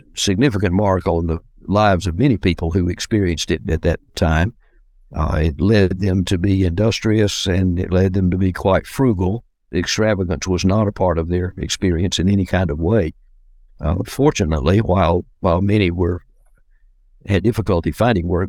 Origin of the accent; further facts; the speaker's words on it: Decatur, Georgia, United States; also born or lived in Atlanta, Georgia; I grew up near Atlanta in the uh, suburban area known as Decatur, Georgia